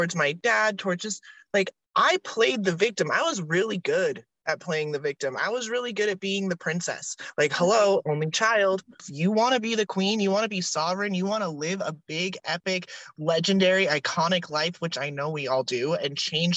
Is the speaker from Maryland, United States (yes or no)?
no; Utah, United States; also born or lived in Southern California; I didn't just grow up like weird in Utah. I grew up like weird in Utah.